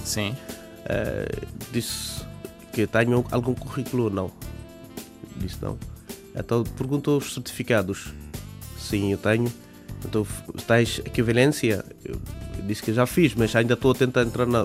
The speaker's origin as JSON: {"language": "Portuguese", "country": "Bangladesh", "second_language": "Portuguese", "moved": "as an adult", "lives_now": "Portugal", "said": "Eu disse que eu sou do Bangladesh"}